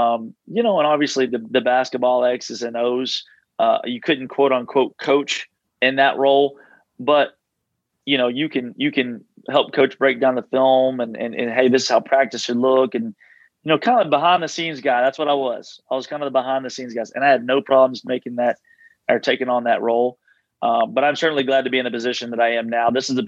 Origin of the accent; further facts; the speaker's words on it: Southeast, United States; I'm kind of more of the Southeast guy, being in the Southeast, growing up in the Southeast, being at Wofford, all that stuff.